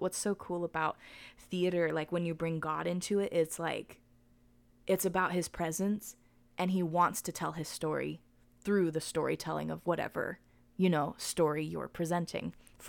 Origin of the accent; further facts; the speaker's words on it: United Kingdom; in this moment, being a British gymnast sweep, you know.